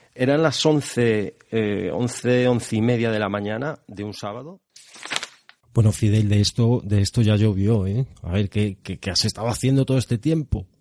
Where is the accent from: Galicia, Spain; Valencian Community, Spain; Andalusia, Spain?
Galicia, Spain; Arteixo; soy gallego, seguro que se nota. Eh, natural de Arteixo